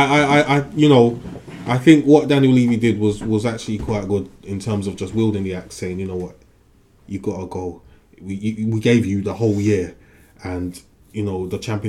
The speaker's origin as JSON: {"language": "English", "region": "London", "country": "United Kingdom", "said": "I'm from South. We've got Morley's"}